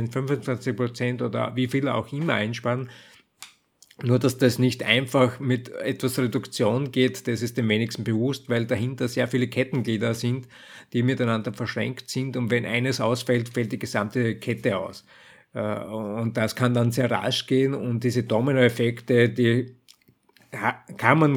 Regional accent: Austria; wenn irgendwo anders jetzt für mich als Österreicher in Deutschland die Gaslage eskaliert, dann werden wir unmittelbar massive Versorgungsprobleme auch in Österreich haben

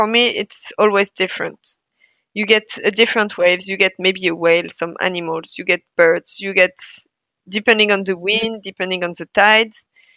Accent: Brittany, France; also born or lived in Paris, France / Bergen, Norway / Tromsø, Norway; now in Norway; I'm from Brittany, so west coast of France, so close to the sea.

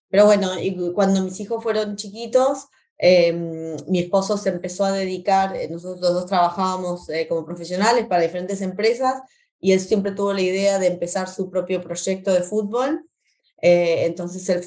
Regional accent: Argentina; moved away as an adult; Eh, y eh, vinimos de Argentina como estudiantes internacionales. mi esposo como deportista, con beca deportista, él jugó al fútbol, que es lo que mis hijos hacen desde que se acuerda, desde la cuna, como buenos argentinos.

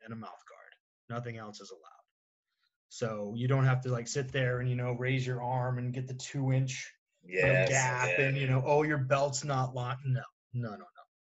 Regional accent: New Hampshire, United States; moved away; I'm from New Hampshire originally

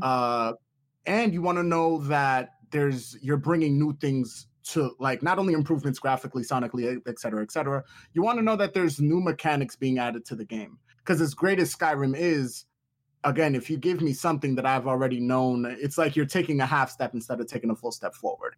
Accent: New York, United States; I'm from from New York

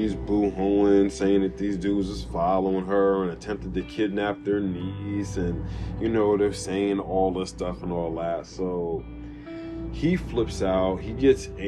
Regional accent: United States; some people from Greenburg, from my hometown

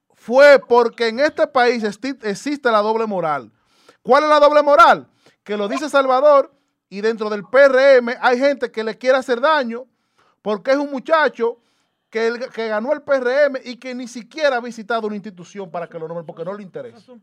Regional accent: Dominican Republic; te lo digo como dominicano.

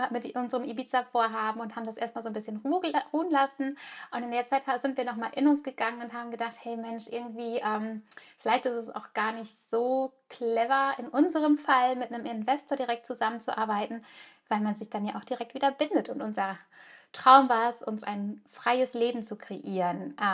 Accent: Germany; now in Spain; Ich bin zwar ganz normal in Deutschland geboren und auch aufgewachsen, aber mein Herz hat schon immer in einem kleinen Fischerdorf an der Costa Brava gelebt.

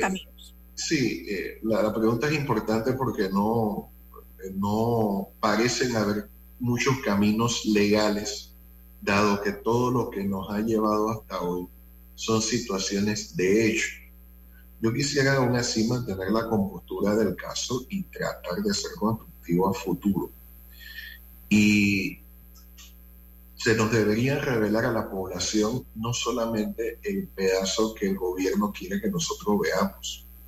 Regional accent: Panama; así como los panameños medimos el tiempo

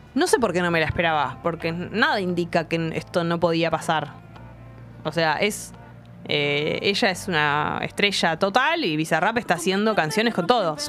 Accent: Buenos Aires, Argentina; accent: porteño; Tenemos que guardar nuestro, nuestra tonada porteña

